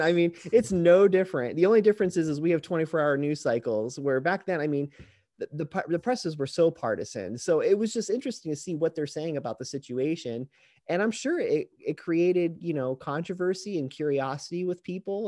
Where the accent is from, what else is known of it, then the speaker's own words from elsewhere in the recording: Fort Lauderdale, Florida, United States; moved away as an adult; now in Metro Detroit, United States; grew up in Fort Lauderdale, Florida, most of my life